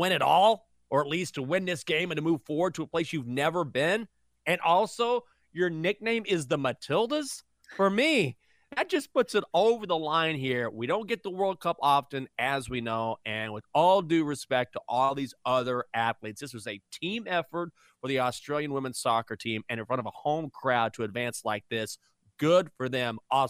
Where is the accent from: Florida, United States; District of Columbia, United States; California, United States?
District of Columbia, United States; Washington, D.C.; I can't go against my hometown Washington, D.C. Little League team, which I didn't even know was playing.